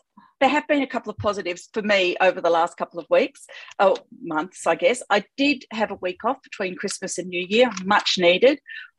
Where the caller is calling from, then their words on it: Victoria, Australia; I'm calling in from Wadawurrung country.